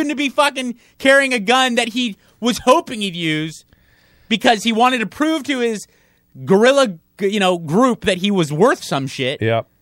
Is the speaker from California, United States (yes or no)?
yes; San Marino, California, United States; Man, I grew up in San Marino, so don't come with me racism shit.